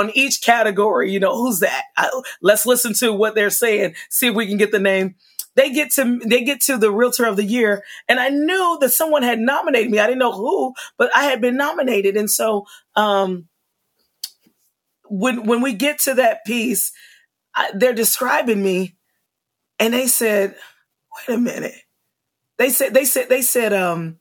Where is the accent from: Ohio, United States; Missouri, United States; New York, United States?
Missouri, United States; Kansas City; moved away as an adult; now in Florida, United States; I'm from Kansas City, Missouri, and coming and living in Florida